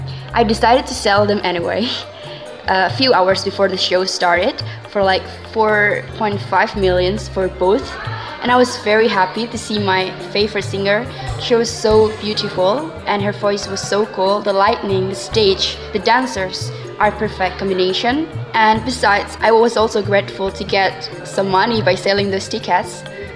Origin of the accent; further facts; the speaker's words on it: Indonesia; I'm from Indonesia, and I want to talk about my first concert experience.